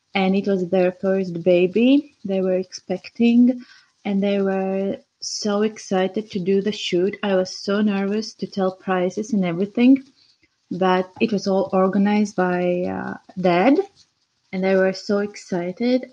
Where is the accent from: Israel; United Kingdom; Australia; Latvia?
Latvia; Riga; I'm from Latvia, Riga